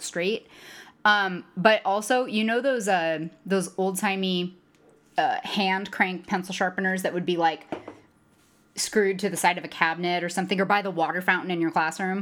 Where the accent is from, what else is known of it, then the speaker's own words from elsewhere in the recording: United States; as an American